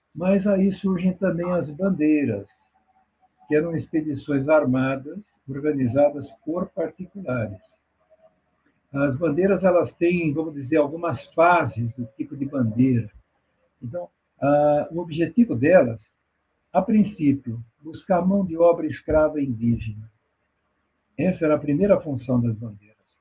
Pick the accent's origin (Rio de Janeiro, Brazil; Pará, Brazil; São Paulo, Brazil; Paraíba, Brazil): São Paulo, Brazil; eu nasci na Penha, São Paulo, na Zona Leste. Eu nasci dentro de casa, numa rua chamada Guaiaúna